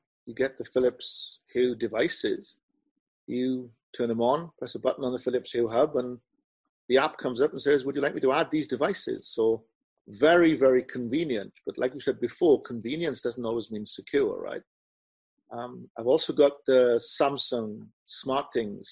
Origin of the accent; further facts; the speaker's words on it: United Kingdom; I'm British